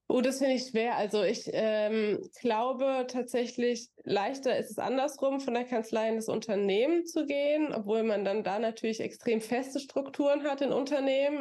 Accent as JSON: {"language": "German", "area": "near Aschaffenburg", "region": "Bavaria", "country": "Germany", "tie": "born or raised there", "also_born_or_lived": "Florida", "moved": "yes", "lives_now": "Frankfurt, Germany", "said": "ich bin in Aschaffenburg zur Schule gegangen, da ich aus der Nähe komme"}